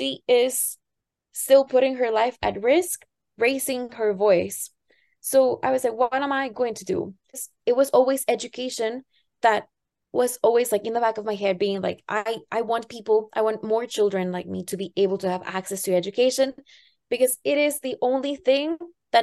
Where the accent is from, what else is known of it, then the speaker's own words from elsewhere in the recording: Tampico, Tamaulipas, Mexico; the city that I grew up in Tampico